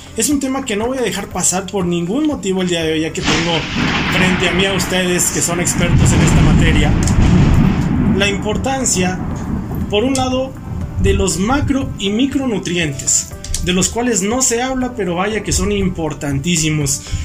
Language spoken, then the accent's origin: Spanish; Mexico; nosotros como mexicanos